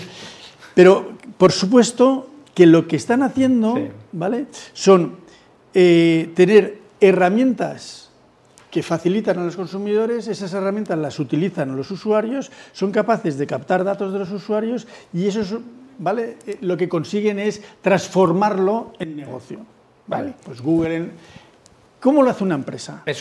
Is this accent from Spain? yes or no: yes; Spain